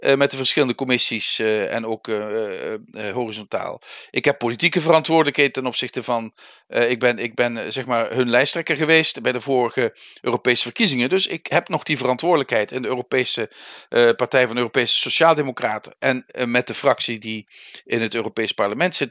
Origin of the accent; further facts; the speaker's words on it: Netherlands; moved away; also born or lived in Limburg; Wij Nederlanders